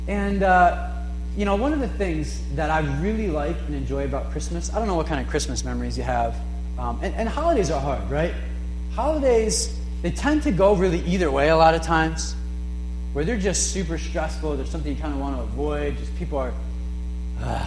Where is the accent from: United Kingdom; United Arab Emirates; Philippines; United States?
United States; New London, Connecticut; growing up in New London